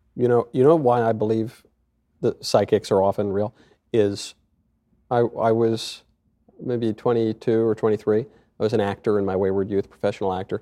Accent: Westchester, New York, United States; I grew up in Westchester

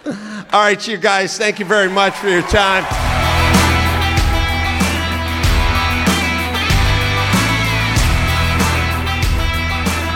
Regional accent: California, United States; I'm from California

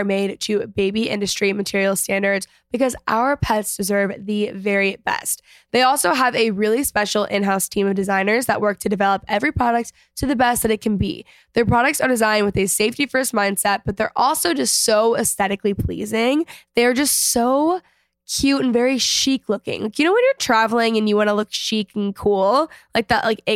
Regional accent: McKinney, Texas, United States; I grew up in McKinney

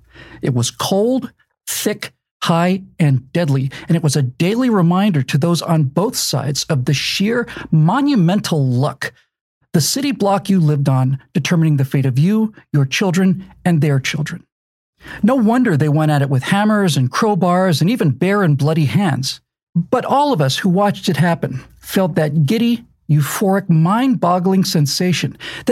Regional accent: Bermuda; My dad was a hotel manager, and so I grew up in Bermuda.

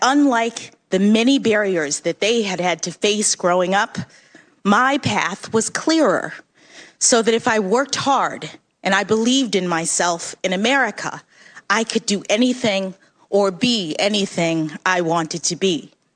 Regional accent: Washington, District of Columbia, United States; When I was born here in Washington

